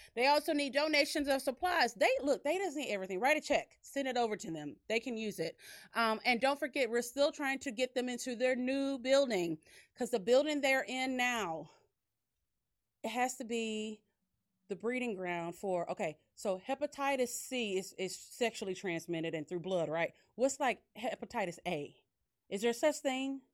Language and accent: English; Dickinson, Texas, United States; Dickinson, which is this, my hometown where we have our studio and our boutique